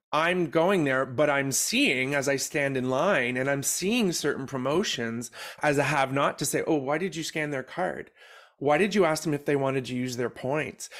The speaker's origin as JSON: {"language": "English", "country": "Canada", "said": "we're from Canada"}